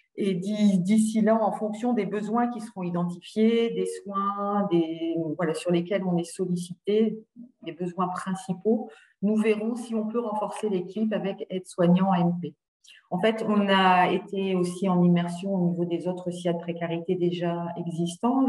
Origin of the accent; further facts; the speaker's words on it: Hauts-de-France, France; j'étais donc du Valenciennois